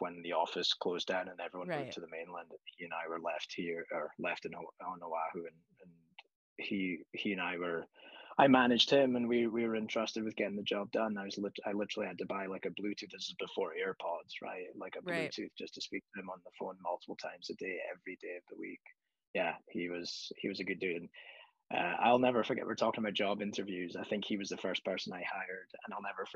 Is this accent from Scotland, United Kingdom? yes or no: yes; Scotland, United Kingdom; moved away; when I was young and I grew up in Scotland, we lived in a cobbled street.